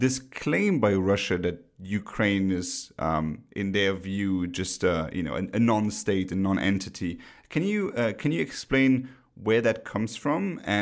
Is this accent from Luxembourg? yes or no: yes; Luxembourg; I'm originally from Luxembourg, a small country in Europe